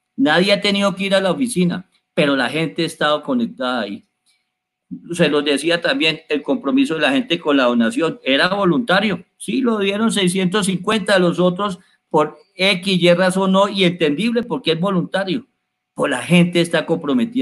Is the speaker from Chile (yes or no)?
no; Colombia; Nosotros los colombianos